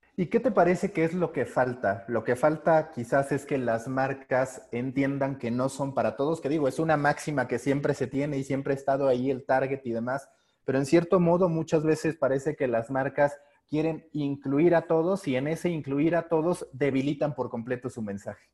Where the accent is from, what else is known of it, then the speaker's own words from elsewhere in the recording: Mexico; siendo mexicano